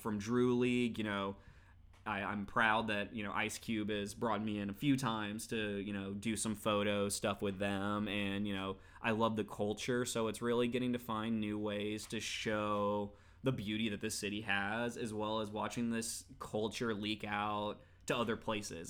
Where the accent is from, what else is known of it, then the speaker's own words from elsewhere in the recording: Texas, United States; now in Los Angeles, United States; I grew up in Texas